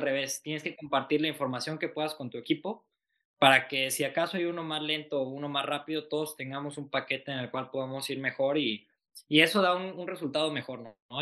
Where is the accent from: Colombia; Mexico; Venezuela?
Mexico; hemos sido muy pocos mexicanos